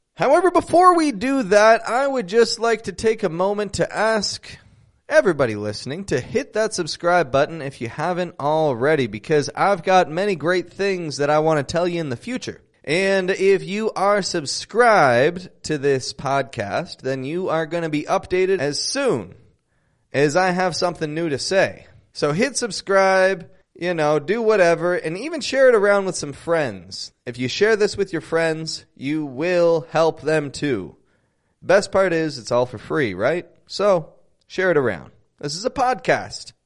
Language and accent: English; Toronto, Ontario, Canada; I'm from Toronto, Canada